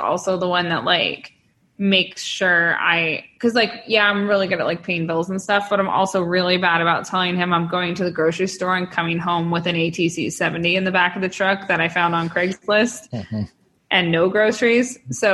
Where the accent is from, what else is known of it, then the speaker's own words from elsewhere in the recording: Northern California, United States; now in San Diego, United States; Up in Northern California